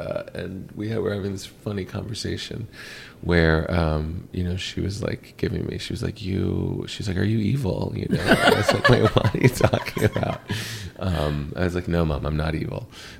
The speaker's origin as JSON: {"language": "English", "town": "Pittsburgh", "region": "Pennsylvania", "country": "United States", "tie": "born or raised there", "also_born_or_lived": "New York / Los Angeles", "moved": "as an adult", "said": "I grew up in Pittsburgh."}